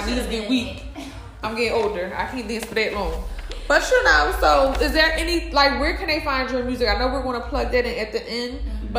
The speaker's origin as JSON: {"language": "English", "town": "Philadelphia", "region": "Pennsylvania", "country": "United States", "tie": "born or raised there", "said": "Unfortunately, I'm from Southwest, but I claim West Philly."}